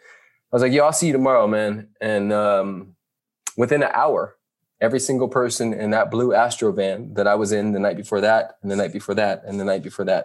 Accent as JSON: {"language": "English", "town": "Carson", "region": "California", "country": "United States", "tie": "born or raised there", "also_born_or_lived": "Compton", "said": "raised in Carson"}